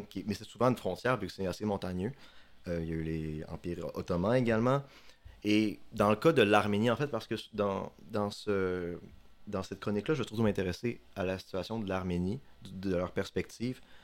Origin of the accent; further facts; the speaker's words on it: Chicoutimi, Quebec, Canada; moved away as an adult; now in Sherbrooke, Canada; je suis un gars du Saguenay comme vous. Euh, j'ai grandi à Chicoutimi.